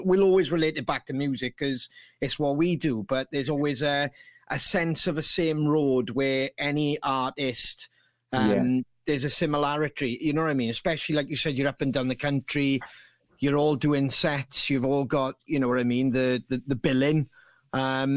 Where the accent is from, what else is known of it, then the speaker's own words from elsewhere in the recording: Bridgend, Wales, United Kingdom; we're from Bridgend. So we were leaving Bridgend, going over the bridge